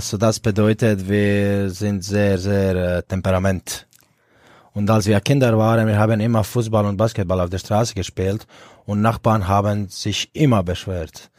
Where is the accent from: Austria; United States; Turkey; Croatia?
Croatia; Split, Split-Dalmatia County; German is a second language; moved away as an adult; now in Erlangen, Germany; ich bin in Split groß geworden und aufgewachsen.